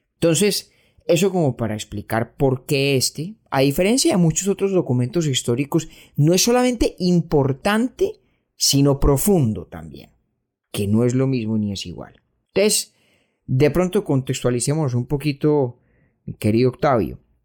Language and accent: Spanish; Colombia; also born or lived in Brooklyn, New York; now in New York, United States; nosotros, un par de pelagatos montañeros colombianos que ni ciudadanos, ni ciudadanos somos de los Estados Unidos